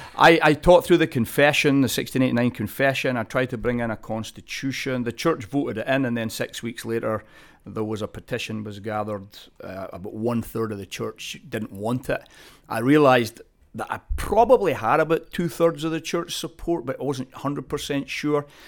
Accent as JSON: {"language": "English", "town": "Glasgow", "region": "Scotland", "country": "United Kingdom", "tie": "born or raised there", "moved": "yes", "lives_now": "California, United States", "said": "I'm Scottish. Uh, Yeah, I was born in the city of Glasgow"}